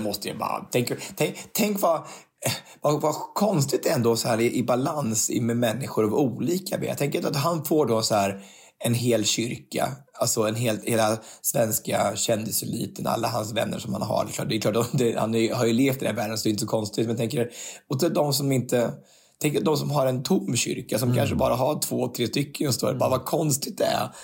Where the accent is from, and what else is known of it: Örebro, Örebro County, Sweden; born or raised there; moved away